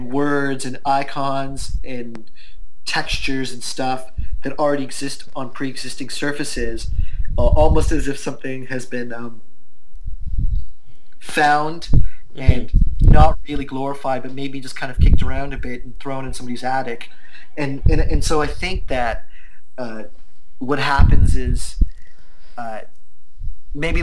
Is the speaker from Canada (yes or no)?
yes; Canada; I'm an Indian Canadian